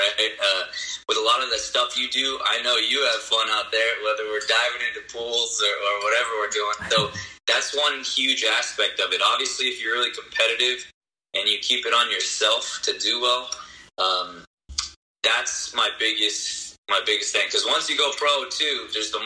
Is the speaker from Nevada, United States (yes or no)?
no; Pasadena, California, United States; also born or lived in Oregon; I grew up near Pasadena, Santa Anita area